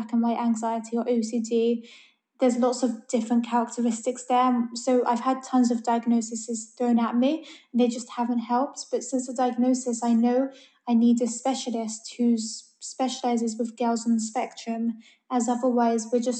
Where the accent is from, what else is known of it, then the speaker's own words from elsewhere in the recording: London, United Kingdom; I'm from London. I've lived here my whole life